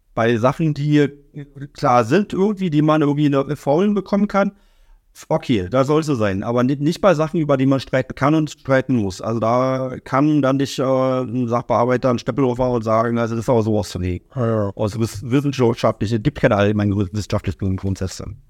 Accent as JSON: {"language": "German", "town": "Oranienburg", "region": "Brandenburg", "country": "Germany", "tie": "born or raised there", "also_born_or_lived": "Berlin", "said": "ich bin in der Neustadt groß geworden"}